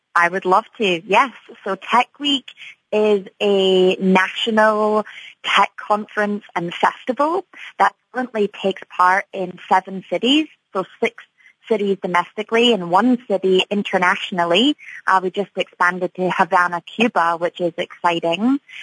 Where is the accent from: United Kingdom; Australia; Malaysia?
United Kingdom; Edinburgh, Scotland; moved away as an adult; now in Chicago, United States; I am from Edinburgh, Scotland, and I moved to Chicago about eight years ago from the UK.